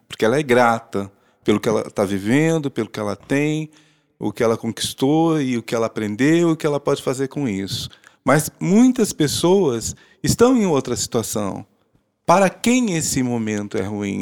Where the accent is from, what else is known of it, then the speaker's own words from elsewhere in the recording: Londrina, Paraná, Brazil; Nasci em Londrina, estudei em Londrina, casei em Londrina